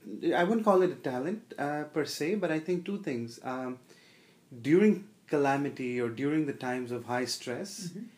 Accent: India; moved away; I grew up in India

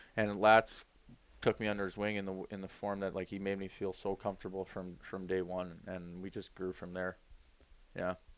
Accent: Toronto, Ontario, Canada; Toronto Maple Leafs, my hometown

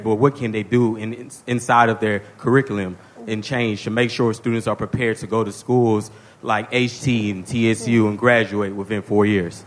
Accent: Houston, Texas, United States; I'm from Houston

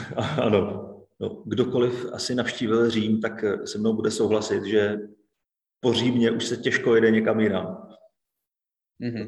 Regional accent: Bohemia, Czechia; Já jsem z Čech

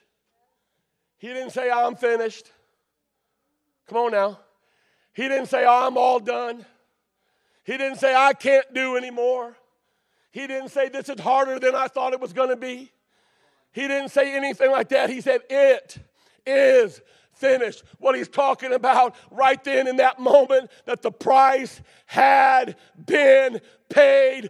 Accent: Detroit, Michigan, United States; I'm from Detroit

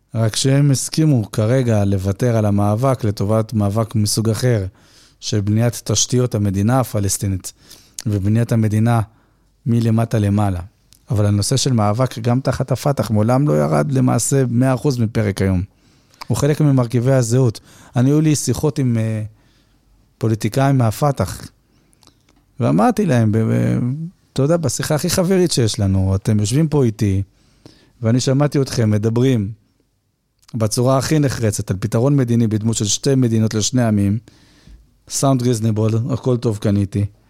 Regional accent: Haifa, Haifa District, Israel; אני חיפאי

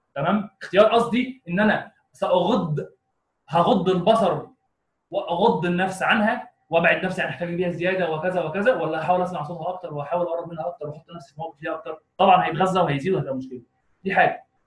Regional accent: Egypt; عندنا في مصر

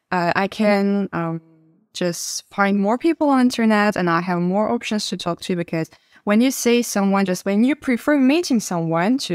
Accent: Russia; English is a second language; hello, Isla, I'm from Russia and I'm learning Turkish.

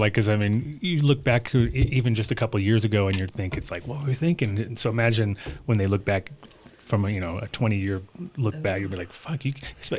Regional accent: Woodstock, New York, United States; I was born in Woodstock in 1969 in June.

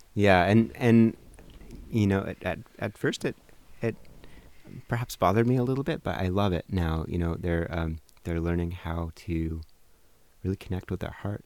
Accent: Portland, Oregon, United States; also born or lived in Colorado / Hawaii; I grew up in South Portland

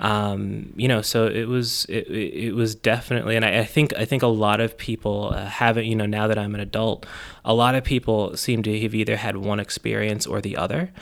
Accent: Buffalo, New York, United States; I was born on Northumberland Avenue, and that I was raised in University Heights

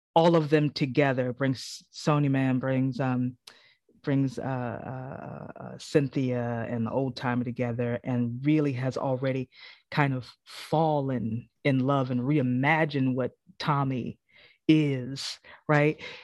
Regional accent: South Carolina, United States; moved away as an adult; now in New York, United States; I'm from South Carolina

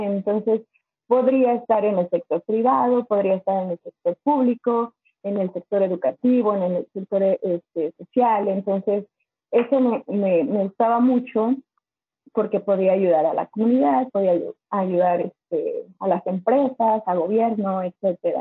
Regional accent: Zinacantepec, State of Mexico, Mexico; moved away as an adult; now in Michigan, United States; soy del Estado de México, de un pueblito llamado Sinacantepec. Este, siempre digo Toluca porque Sinacantepec casi nadie lo conoce. Estamos, yo creo que a 15 minutos de Toluca, pero en ese pueblito yo me creé, crecí en Santa Cruz Cautenco

